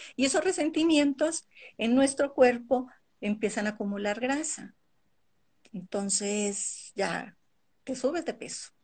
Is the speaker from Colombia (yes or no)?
yes; Colombia; now in Ecuador; nací en Colombia, viví parte de mi vida en Colombia y me vine a vivir ya va a ser 27 años aquí al Ecuador